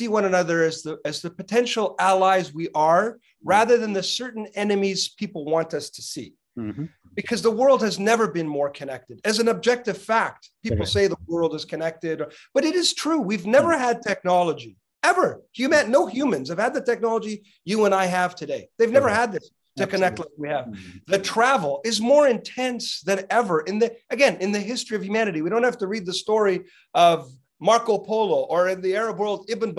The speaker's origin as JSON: {"language": "English", "town": "Edmonton", "region": "Alberta", "country": "Canada", "tie": "born or raised there", "moved": "as an adult", "lives_now": "Toronto, Canada", "said": "I was born in 1969 in Edmonton. And like many young Canadian boys, I wanted to play professional ice hockey"}